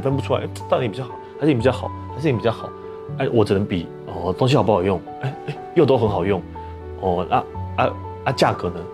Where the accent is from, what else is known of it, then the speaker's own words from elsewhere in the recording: Taipei, Taiwan; 因为我是台北长大的小孩